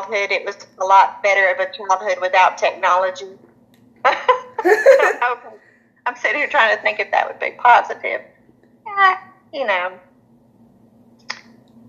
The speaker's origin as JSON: {"language": "English", "town": "Springville", "region": "Alabama", "country": "United States", "tie": "born or raised there", "said": "I was born in Springville, Alabama, and went to Springville schools all of my life"}